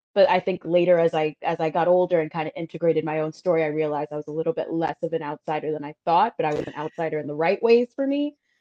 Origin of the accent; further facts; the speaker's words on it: New York City, New York, United States; I was the girl from Brooklyn